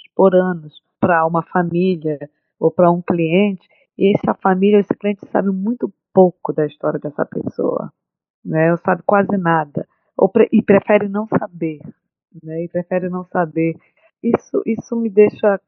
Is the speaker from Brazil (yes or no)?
yes; Brazil; moved away as an adult; now in Boston, United States; sou brasileira